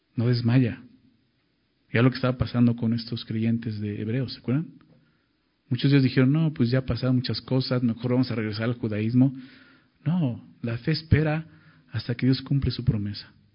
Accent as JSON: {"language": "Spanish", "country": "Mexico", "said": "Somos mexicanos"}